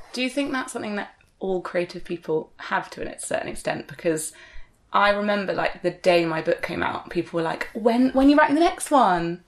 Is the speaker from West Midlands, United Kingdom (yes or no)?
no; Exeter, South West England, United Kingdom; where I'm from, growing up